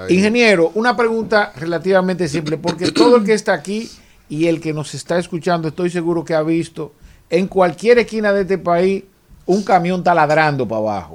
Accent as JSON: {"language": "Spanish", "town": "Santo Domingo Este", "region": "Distrito Nacional", "country": "Dominican Republic", "said": "de donde yo soy, de la circunscripción número, número 3 de Santo Domingo Este"}